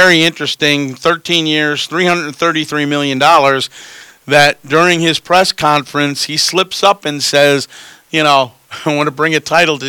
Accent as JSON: {"language": "English", "region": "New York", "country": "United States", "tie": "born or raised there", "said": "but living in New York and growing up in New York and watching those Mets teams"}